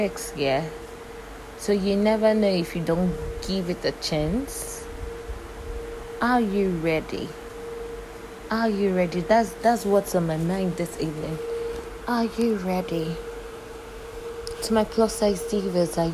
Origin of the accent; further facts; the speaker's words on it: Nigeria; I'm from Nigeria and I currently live in Nigeria